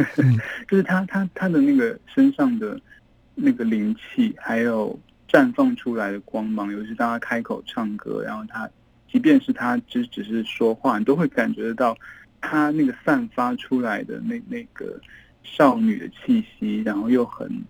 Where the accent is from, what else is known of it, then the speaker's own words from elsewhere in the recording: Yangzhou, Jiangsu, China; moved away; also born or lived in Beijing / Taiwan; 因为我在这里长大嘛，然后在北京念书，我到台湾之后